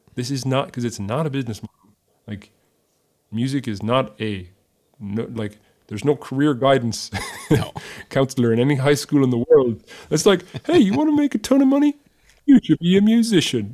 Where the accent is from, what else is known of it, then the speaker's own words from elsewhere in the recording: Ireland; moved away as an adult; now in Nashville, United States; I am an Irishman abroad. I am foreign. I'm exotic. I come from somewhere else